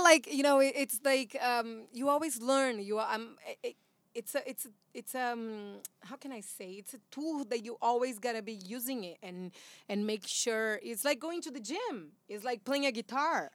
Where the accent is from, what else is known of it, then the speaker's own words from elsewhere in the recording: São Paulo, Brazil; English is a second language; now in United States; I am from Brazil